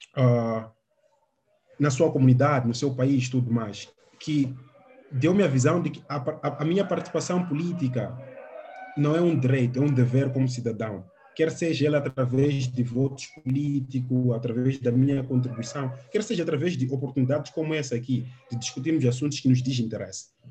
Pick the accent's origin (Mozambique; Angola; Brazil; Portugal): Mozambique; Beira, Sofala